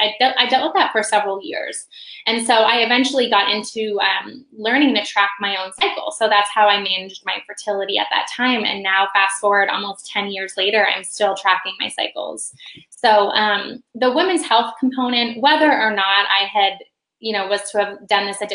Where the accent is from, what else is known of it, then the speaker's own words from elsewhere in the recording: just outside of Toronto, central Ontario, Canada; moved away as an adult; now in Indianapolis, United States; I grew up just outside of Toronto in central Ontario